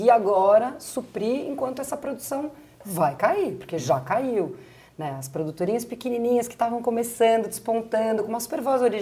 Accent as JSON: {"language": "Portuguese", "country": "Brazil", "said": "porque só nós somos brasileiros"}